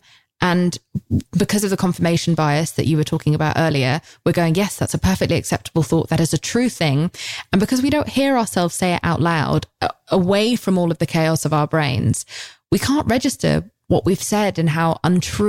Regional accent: England, United Kingdom; We're English

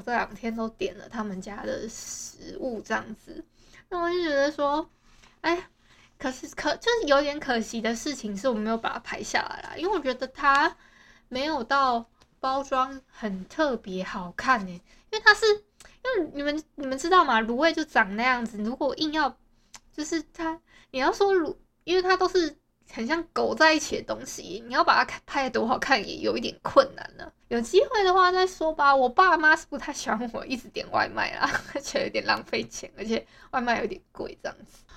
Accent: Hualien County, Taiwan; 我们花莲这边

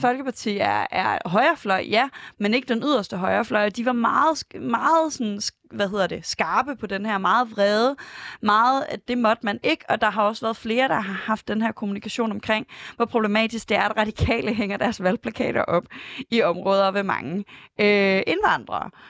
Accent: Aarhus, Central Denmark Region, Denmark; moved away as an adult; now in Copenhagen, Denmark; jeg er fra Aarhus

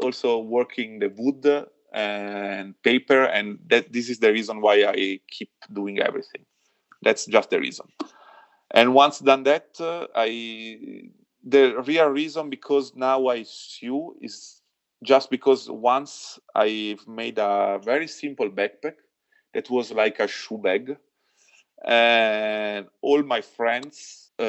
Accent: Milan, Lombardy, Italy; English is a second language; moved away as an adult; now in Val di Zoldo, Italy; I'm from Milano, born and raised in Milano

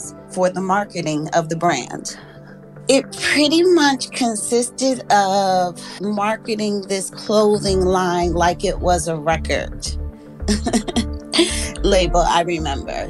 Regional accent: Springfield, Massachusetts, United States; I grew up in Springfield, Massachusetts, and I was able to go to New York often and dance on Broadway.

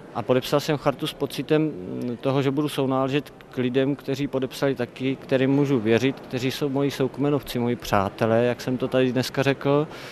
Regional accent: Brno, South Moravian Region, Czechia; Já jsem z Brna

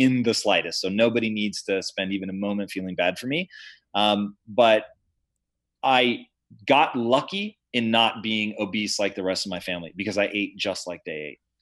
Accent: Tacoma, Washington, United States; I grew up in Tacoma, Washington

